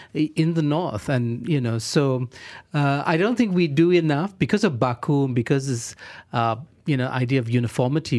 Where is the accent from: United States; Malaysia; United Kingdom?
Malaysia; Johor Bahru, Johor; I'm from Johor Bahru